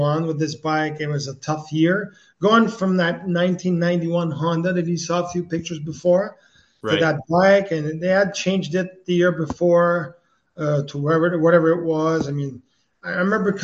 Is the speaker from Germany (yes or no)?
no; Quebec, Canada; accent: French; my French accent